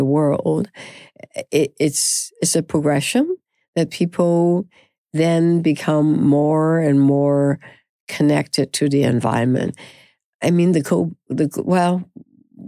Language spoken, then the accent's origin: English; Canada; we are so Canadian